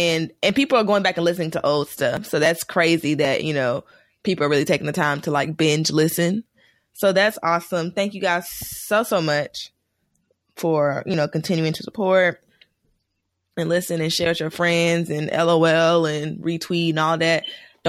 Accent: South Miami, Florida, United States; I'm from South Miami.

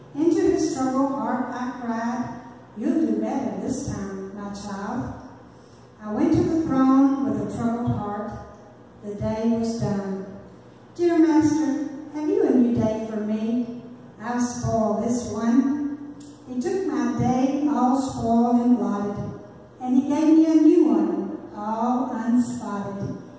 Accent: Oxford, Mississippi, United States; And I'm from Oxford, Mississippi.

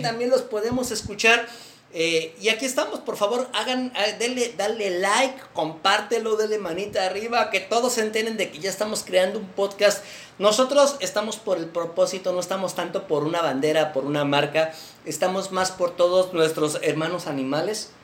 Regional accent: Mexico; somos los primeros mexicanos que creamos un podcast de veganismo aquí en México

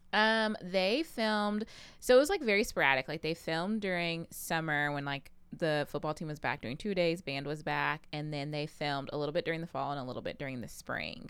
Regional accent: Pflugerville, Texas, United States; moved away; also born or lived in Tennessee; I am originally from Pflugerville, Texas

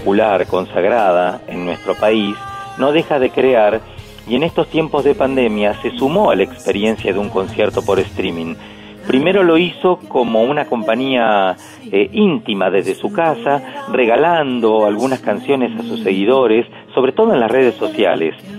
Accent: Pehuajó, Buenos Aires Province, Argentina; yo soy de Peguajó

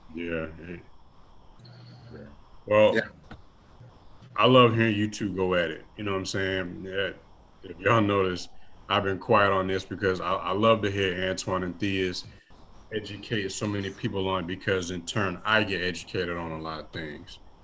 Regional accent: Washington, United States; moved away; growing up in Washington State, you know, for, for the time that I was there

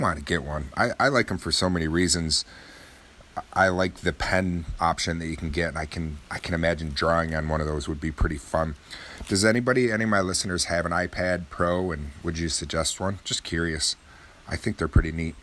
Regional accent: Oswego, New York, United States; my hometown is only about 17,000 people in Oswego, New York.

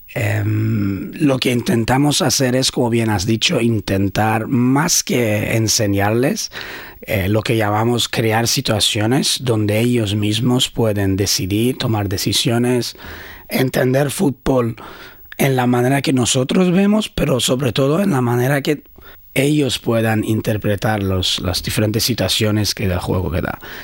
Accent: Sweden; Spanish is a second language; also born or lived in Iran / Brazil / Barcelona, Spain; now in Brisbane, Australia; Con ocho años fuimos a Suecia, donde crecí ahí.

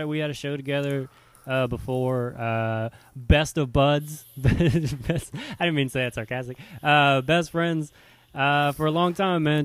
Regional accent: Louisiana, United States; moved away as an adult; now in Seattle, United States; I moved from Louisiana, moved to Seattle

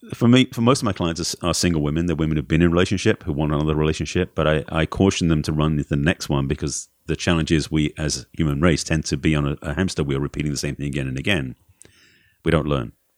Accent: Essex, East of England, United Kingdom; moved away; England originally.

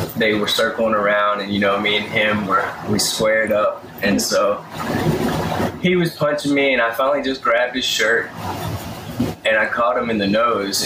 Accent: Madison, Mississippi, United States; also born or lived in Byram; we moved to Madison in elementary school when I was in second grade

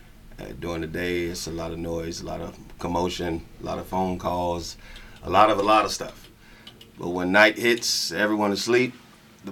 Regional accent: Chicago, Illinois, United States; moved away as an adult; also born or lived in Pine Bluff, Arkansas; now in Las Vegas, United States; I'm from Chicago, Illinois

